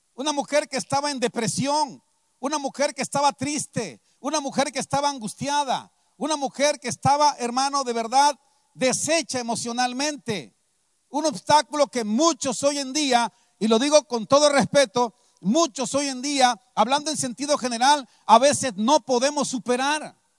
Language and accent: Spanish; Veracruz, Mexico; moved away as an adult; also born or lived in San Vicente Tancuayalab, San Luis Potosí; now in San Luis Potosí, Mexico; porque soy de Veracruz, vengo del estado de San Luis Potosí, pero soy veracruzano